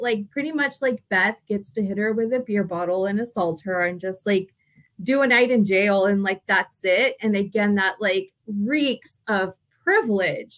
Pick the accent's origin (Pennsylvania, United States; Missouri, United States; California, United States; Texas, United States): Texas, United States; though we're from Texas, like we're not from like country Texas